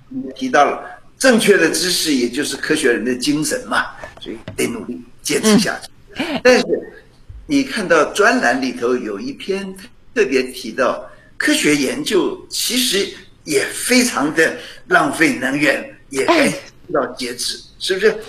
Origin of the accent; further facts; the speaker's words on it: Penghu County, Taiwan; moved away; 我小时候在澎湖